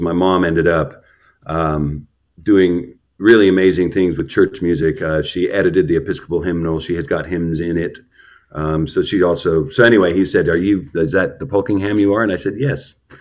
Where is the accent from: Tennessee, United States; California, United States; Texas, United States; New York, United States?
Texas, United States; Houston; I was born in Houston, um, and probably about in the east end of Houston